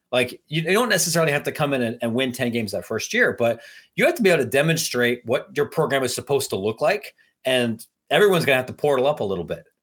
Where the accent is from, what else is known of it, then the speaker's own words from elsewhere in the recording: Midwest, United States; I'm a Midwesterner